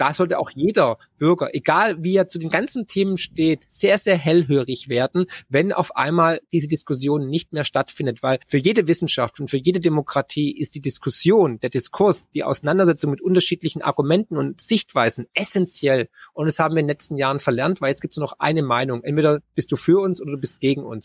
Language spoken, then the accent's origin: German; Germany